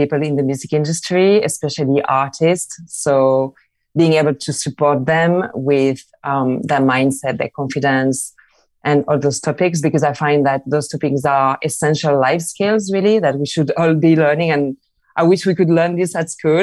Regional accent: Marseille, Provence-Alpes-Côte d'Azur, France; moved away as an adult; also born or lived in London; now in Barcelona, Spain; I'm from Marseille in France. I moved to London where everything happens.

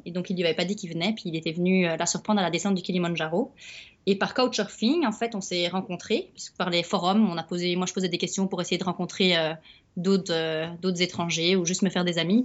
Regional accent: Belgium; moved away; je suis belge.

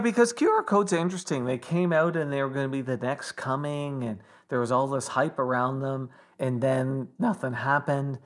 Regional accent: Toronto, Ontario, Canada; when I was growing up in Toronto

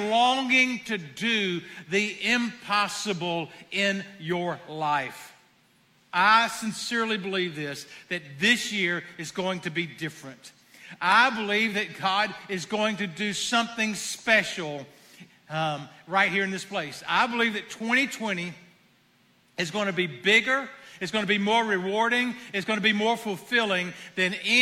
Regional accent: the South, United States; I am from the South

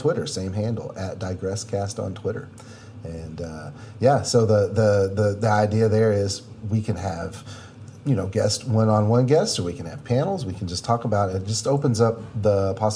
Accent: United States; being American

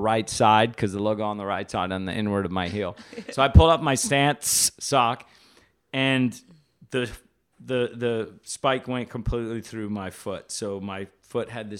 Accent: Hawaii, United States; moved away; I'm from Hawaii originally. Grew up surfing, skating, taking photos, making art

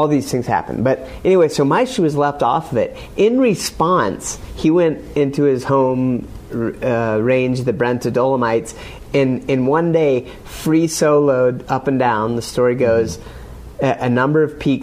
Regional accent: State College, Pennsylvania, United States; I grew up in State College, Pennsylvania

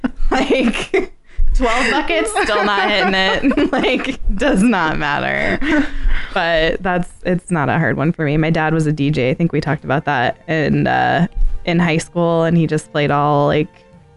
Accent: United States; I'm from America. It's Dvorak.

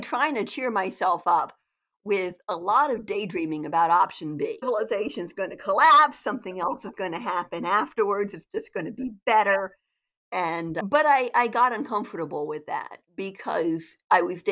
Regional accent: Delaware, United States; also born or lived in New England; now in Maryland, United States; I'm from Delaware originally, but I live in Maryland.

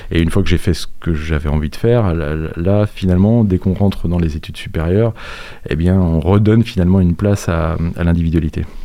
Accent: La Roche-sur-Yon, Pays de la Loire, France; moved away as an adult; also born or lived in Bordeaux / Bressuire / Montaigu; suis arrivé à La Roche-sur-Yon à, à l'âge de 7 ans. J'y ai suivi euh, mes études euh, école primaire, euh, collège, lycée, et puis ensuite j'ai fait mes études supérieures sur, sur Nantes.

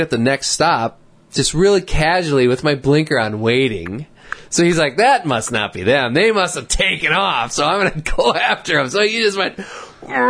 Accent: Wisconsin, United States; we're from Wisconsin, and we're up here just visiting.

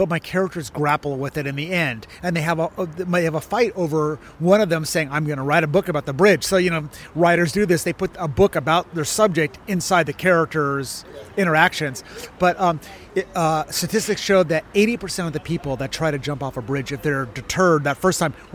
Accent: Pasadena, California, United States; I grew up in Pasadena

